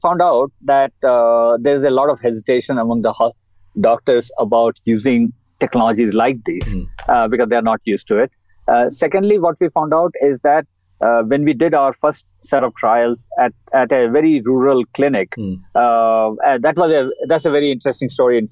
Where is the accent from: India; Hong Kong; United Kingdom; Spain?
India; moved away as an adult; also born or lived in Australia / Canada / United States; I was born in India.